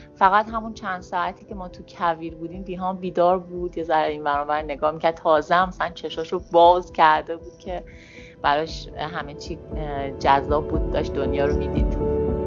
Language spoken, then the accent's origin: Persian; Tehran, Tehran Province, Iran; 33 سالمه و متولد تهرانم